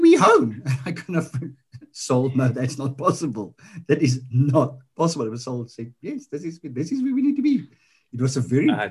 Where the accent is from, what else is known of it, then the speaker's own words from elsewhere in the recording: Johannesburg, Gauteng, South Africa; moved away as an adult; now in Cape Town, South Africa; I grew up in Johannesburg, and I used to run for the then Transvaal before it became Gauteng.